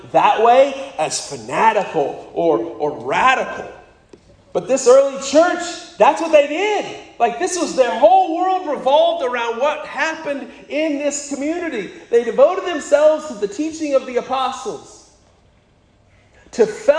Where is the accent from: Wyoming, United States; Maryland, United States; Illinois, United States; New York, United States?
Wyoming, United States; Wright; when I was growing up in Wyoming, the largest other church in Wright, Wyoming was the Mormon Church.